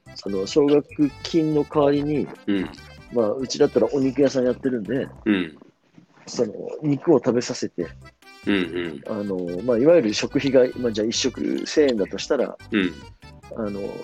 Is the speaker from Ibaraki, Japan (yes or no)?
no; Tokyo, Japan; 私はですね、新宿生まれ、新宿育ちなんですけども